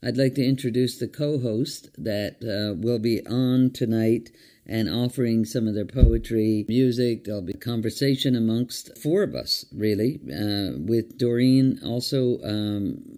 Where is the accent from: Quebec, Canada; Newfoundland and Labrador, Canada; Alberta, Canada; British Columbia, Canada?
Newfoundland and Labrador, Canada; now in Ottawa, Canada; I am from Newfoundland, Canada, and have lived on Algonquin territory as a guest for over 24 years